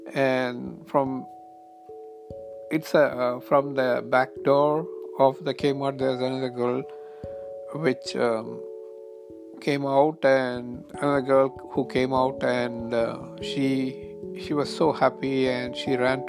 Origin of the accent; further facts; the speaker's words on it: India; English is a second language; now in United States; I came to US from India about 20 years ago, and there were a lot of things happening in India